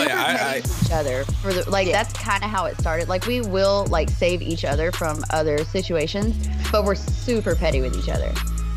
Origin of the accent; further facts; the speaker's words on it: Montgomery, Alabama, United States; We come from a very small city. It's still like the capital of Alabama. We're from Montgomery, Alabama, but it's still very small.